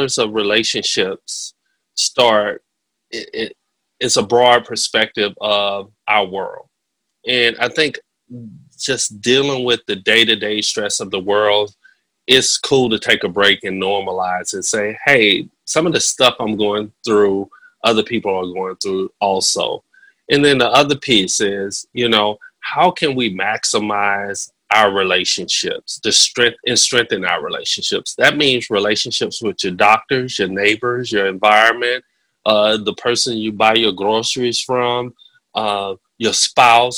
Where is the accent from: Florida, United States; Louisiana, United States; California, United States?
Florida, United States; Pensacola; accent: Southern; Pensacola, Florida.